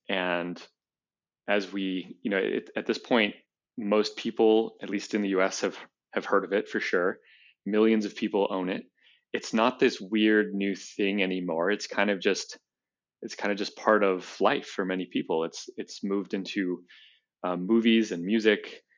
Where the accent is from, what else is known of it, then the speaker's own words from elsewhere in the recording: Colorado, United States; You know, I grew up in Colorado